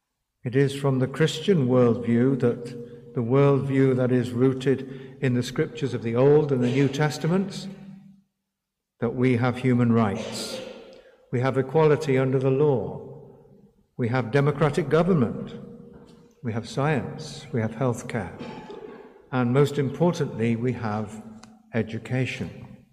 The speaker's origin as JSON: {"language": "English", "country": "India", "first_language": "Hindi", "said": "the modern Hindi that I spoke as my mother tongue, the secular newspaper for which I had begun to write, the botanical garden to the east, the public library near our garden, the railway lines that intersected in my city"}